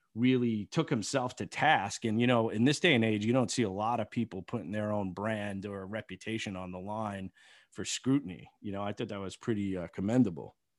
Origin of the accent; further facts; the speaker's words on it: Long Island, New York, United States; I grew up on Long Island